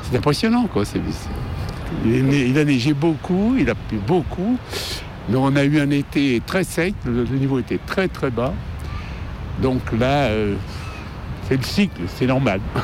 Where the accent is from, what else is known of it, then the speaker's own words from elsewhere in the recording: Lyon, Auvergne-Rhône-Alpes, France; je suis lyonnais depuis longtemps